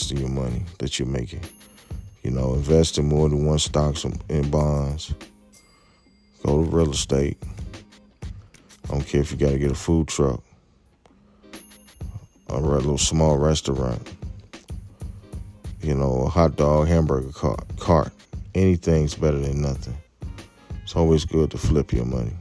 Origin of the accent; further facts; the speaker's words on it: United States; us as American people